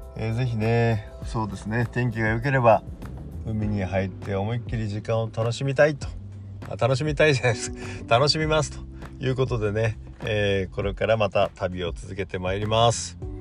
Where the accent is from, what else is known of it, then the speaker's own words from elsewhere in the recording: Miyazaki, Japan; moved away; 私の故郷宮崎なんですけども